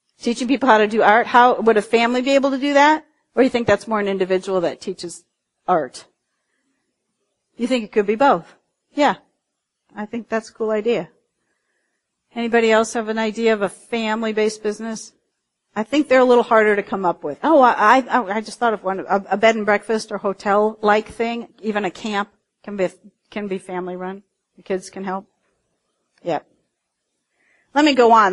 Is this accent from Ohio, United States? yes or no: yes; Cincinnati, Ohio, United States; I was in my hometown of Cincinnati